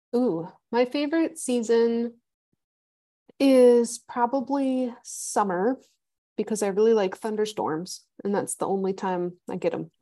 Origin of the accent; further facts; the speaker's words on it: Midwest, United States; moved away as an adult; also born or lived in Rocky Mountains (PhD); I grew up in the Midwest, which is like flat corn land